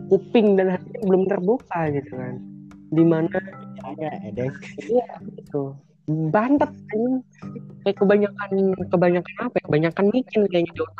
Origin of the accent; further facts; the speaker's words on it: Yogyakarta, Special Region of Yogyakarta, Indonesia; gitu kan saya berasal dari kota Jogja gitu